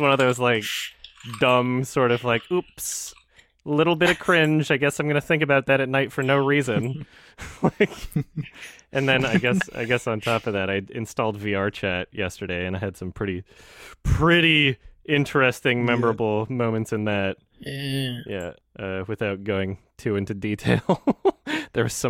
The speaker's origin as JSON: {"language": "English", "town": "Edmonton", "region": "Alberta", "country": "Canada", "tie": "born or raised there", "said": "I lived in like Edmonton, Alberta"}